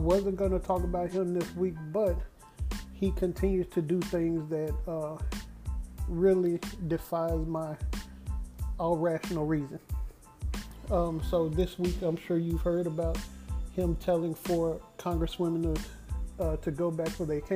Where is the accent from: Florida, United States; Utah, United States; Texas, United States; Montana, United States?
Texas, United States; Dallas; I've never been to Africa and I'm from Dallas.